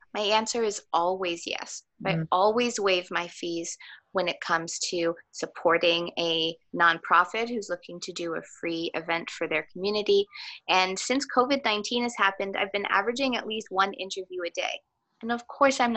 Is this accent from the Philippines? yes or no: no; Thornhill, Ontario, Canada; also born or lived in Richmond Hill; I grew up in Thornhill. And I attended school both in Thornhill and Richmond Hill